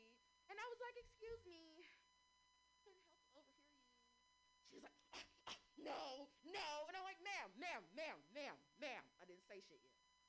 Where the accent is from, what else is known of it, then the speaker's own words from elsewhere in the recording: San Francisco, California, United States; So I am born and raised in San Francisco. I know it's such a rarity. We're so rare. I like to call San Francisco natives unicorns